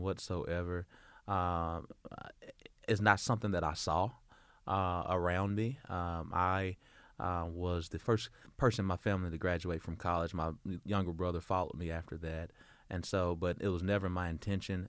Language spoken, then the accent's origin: English; Little Rock, Arkansas, United States; born in Doctors Hospital, born, raised, and I still reside in Southwest Little Rock.